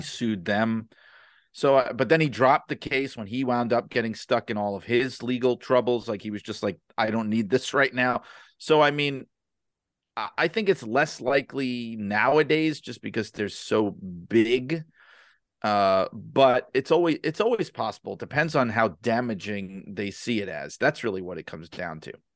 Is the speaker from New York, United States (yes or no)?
yes; New York City, New York, United States; I grew up in New York City